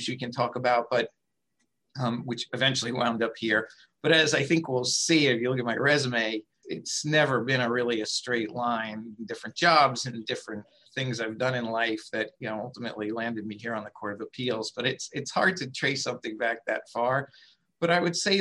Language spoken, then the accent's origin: English; Long Island, New York, United States; also born or lived in Queens, New York; I was born in Queens. We moved out to the island. I really grew up on Long Island